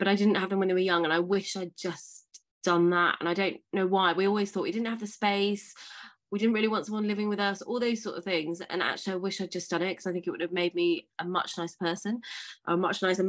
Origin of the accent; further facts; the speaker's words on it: Marlow, South East England, United Kingdom; moved away as an adult; also born or lived in Edinburgh / Somerset; I'm from a place called Marlow, which is kind of like Henley, Reading, Slough, Windsor, that kind of area. And I grew up there